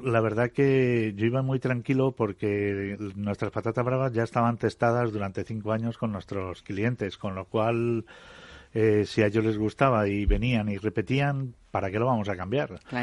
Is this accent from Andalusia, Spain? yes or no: no; Fuentidueña de Tajo, Community of Madrid, Spain; moved away; todos los que somos de Fuentidueña